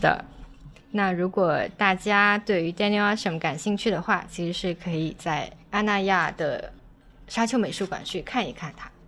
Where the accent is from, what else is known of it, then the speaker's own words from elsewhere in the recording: Guangdong, China; 作为一个潮汕人的话，我其实看到嗯哼。香火啊，是会觉得很亲切